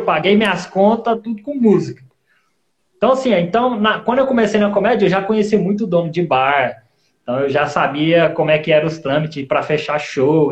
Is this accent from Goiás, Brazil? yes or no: yes; Goiânia, Goiás, Brazil; moved away as an adult; also born or lived in Rio de Janeiro; now in Guarulhos, Brazil; Eu, eu nasci no Rio de Janeiro, com cinco anos eu fui para Goiânia e ah. agora eu tô aqui em Guarulhos.